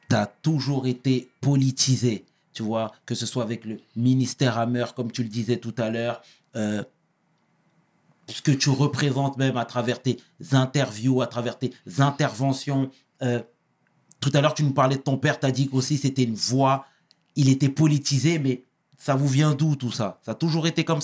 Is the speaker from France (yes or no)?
no; Kédougou, Senegal; Moi-même, je viens de Kédougou au Sénégal.